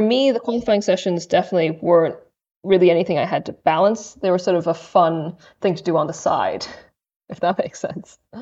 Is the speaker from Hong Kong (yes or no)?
yes; Hong Kong; also born or lived in Durham, United Kingdom / Cambridge, United Kingdom; now in United Kingdom; I'm originally from Hong Kong. I came to the U K and studied a degree in English literature from Durham